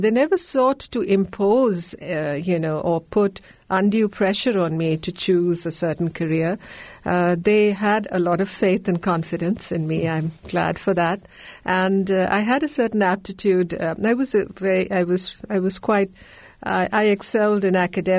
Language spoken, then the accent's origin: English; India; first language Malayalam; English is a second language; also born or lived in Kerala; I was born and bred in India. I hail from the southern Indian state of Kerala.